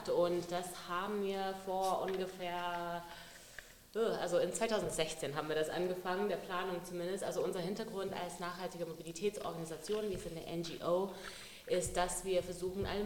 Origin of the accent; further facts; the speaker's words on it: Zimbabwe; now in Germany; Also ich bin selber in Zimbabwe geboren, aufgewachsen mhm. und vorher war ich nie auf dem Fahrrad.